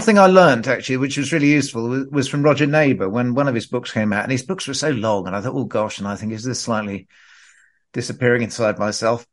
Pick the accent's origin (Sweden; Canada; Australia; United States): Australia; Perth, Western Australia; I grew up in Perth in Western Australia